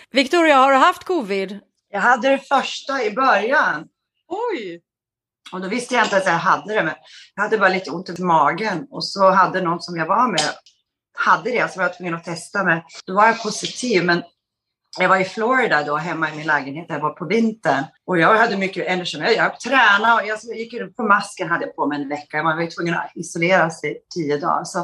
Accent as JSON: {"language": "Swedish", "town": "Skellefteå", "region": "Västerbotten County", "country": "Sweden", "tie": "born there", "said": "Gud, ja du, jag är född i Skellefteå, men jag bodde inte där så jättelänge. Vi flyttade sen runt ganska mycket i uppväxten."}